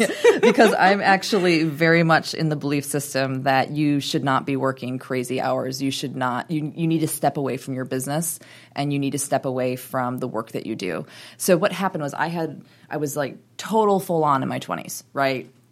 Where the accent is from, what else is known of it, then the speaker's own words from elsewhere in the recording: Wisconsin, United States; moved away; I grew up in Wisconsin, very proudly grew up in Wisconsin